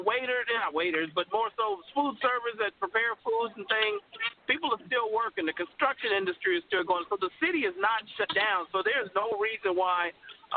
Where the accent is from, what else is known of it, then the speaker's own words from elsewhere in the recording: Los Angeles, California, United States; Born and raised in Los Angeles